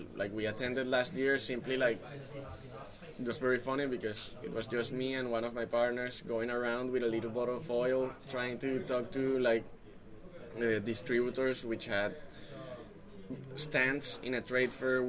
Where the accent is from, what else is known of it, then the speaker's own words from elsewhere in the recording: Colombia; moved away; we come from Colombia and we came here without knowing a soul